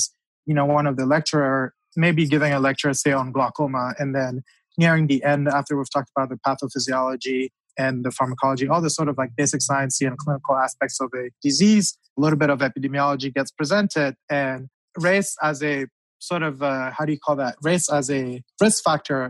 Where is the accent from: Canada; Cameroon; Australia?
Cameroon; moved away; I grew up in Cameroon